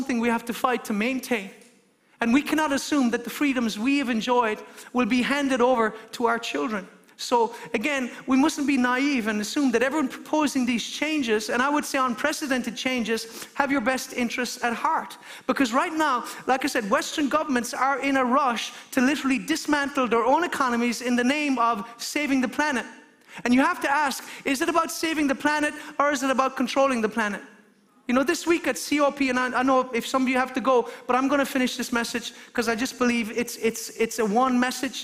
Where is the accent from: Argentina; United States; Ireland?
Ireland; as an Irishman